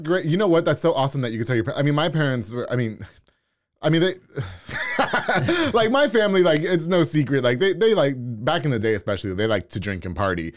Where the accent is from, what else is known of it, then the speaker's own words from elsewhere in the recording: New York, United States; now in Waco, United States; I grew up in New York